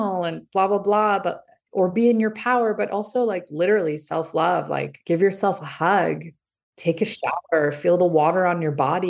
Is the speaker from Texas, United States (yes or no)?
no; Los Angeles, California, United States; also born or lived in Iran; I was born in Iran. My parents escaped when I was an infant. We were, you know, brought here with the values of another country. And yet I was growing up in Los Angeles, California.